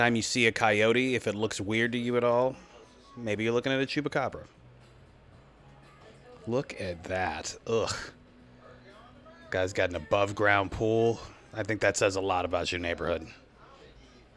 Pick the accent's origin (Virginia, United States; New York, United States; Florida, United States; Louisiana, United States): Virginia, United States; moved away; I'm from Virginia